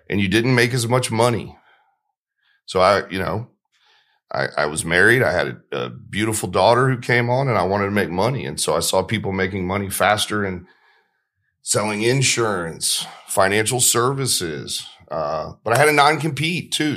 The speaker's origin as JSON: {"language": "English", "town": "Marietta", "region": "Georgia", "country": "United States", "tie": "born or raised there", "said": "I grew up in Marietta, Georgia"}